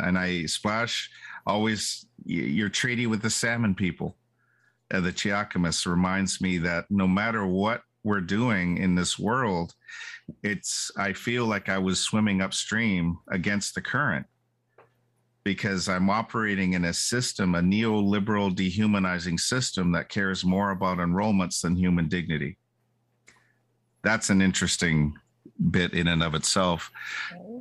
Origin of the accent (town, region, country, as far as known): Bella Bella, British Columbia, Canada